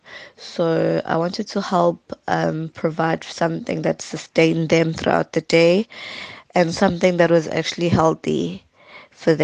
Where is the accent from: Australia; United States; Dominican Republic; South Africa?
South Africa; Adams, KwaZulu-Natal; also born or lived in Umlazi; I'm from Umlazi, but I grew up in Adams